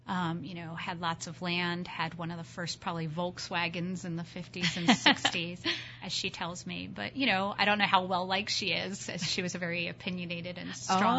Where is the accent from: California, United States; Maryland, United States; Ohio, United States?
Maryland, United States; Baltimore; moved away; So as you mentioned, I grew up in Baltimore, which I adore. Sadly, I do not live there anymore.